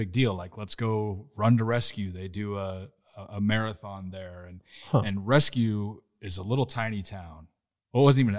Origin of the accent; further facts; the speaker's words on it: Schuyler, Nebraska, United States; I grew up in Schuyler.